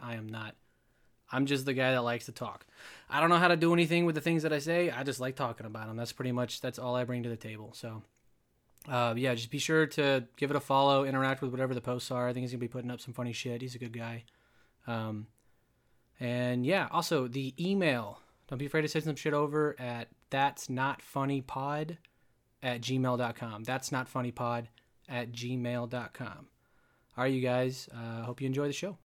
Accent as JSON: {"language": "English", "town": "Dallas", "region": "Texas", "country": "United States", "tie": "born or raised there", "moved": "yes", "said": "Dallas, my hometown"}